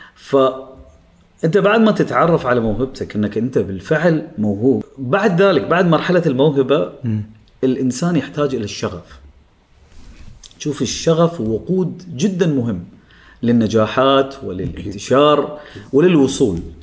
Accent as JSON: {"language": "Arabic", "country": "Oman", "said": "من عمان انا الوحيد اللي كنت موجود"}